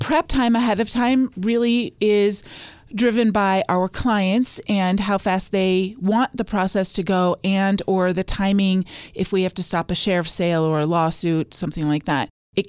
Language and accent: English; Lincoln, Nebraska, United States; born there; also born or lived in Sweden / Minnesota; I was born in Lincoln, Nebraska. My dad was a professional Boy Scout, so we traveled every time he got a promotion.